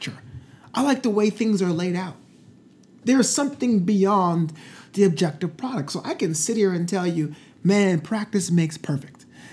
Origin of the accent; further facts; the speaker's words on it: New York City, New York, United States; my hometown of Brooklyn, New York